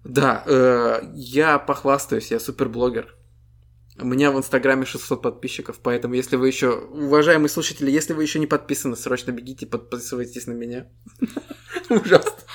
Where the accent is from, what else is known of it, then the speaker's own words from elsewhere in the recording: Estonia; Мы ребята из Эстонии